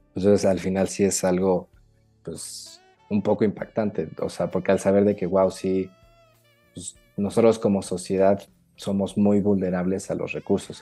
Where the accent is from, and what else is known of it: Mexico